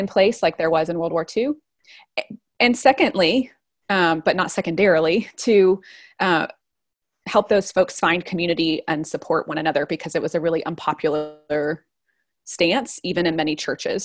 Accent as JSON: {"language": "English", "region": "East Tennessee", "country": "United States", "also_born_or_lived": "Nashville / Guatemala", "moved": "as an adult", "lives_now": "Brooklyn, New York, United States", "said": "I'm from a kind of small town in East Tennessee, just right near the Smoky Mountains"}